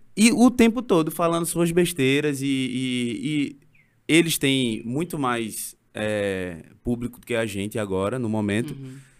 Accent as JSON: {"language": "Portuguese", "town": "Recife", "region": "Pernambuco", "country": "Brazil", "said": "eu sou da, da periferia, eu sou do Ibura"}